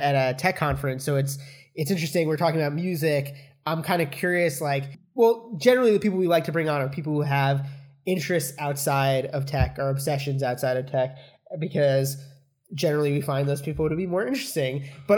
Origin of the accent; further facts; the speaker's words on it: around New York, United States; we're all from around New York